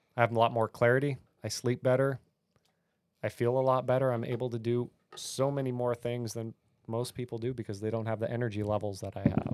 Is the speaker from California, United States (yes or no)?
yes; California, United States; moved away; I grew up in California where guns were evil.